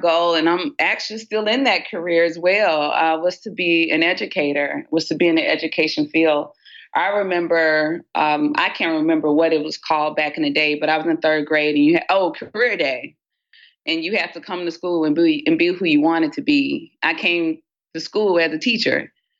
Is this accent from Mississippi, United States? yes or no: yes; Batesville, Mississippi, United States; In the big city of Batesville, Mississippi, for all of those who have not traveled there, Batesville, Mississippi sits in North Mississippi, small town, very communal, very village-oriented.